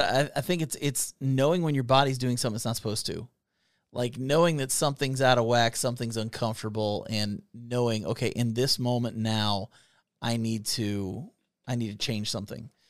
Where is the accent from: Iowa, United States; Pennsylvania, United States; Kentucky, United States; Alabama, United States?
Kentucky, United States; We are two idiots from Kentucky